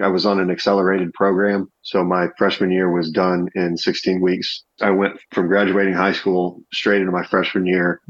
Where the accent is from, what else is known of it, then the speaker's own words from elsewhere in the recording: Dayton, Ohio, United States; also born or lived in Cincinnati, Ohio; I grew up in Dayton, not born. I was born in Cincinnati, but we moved here when I was real young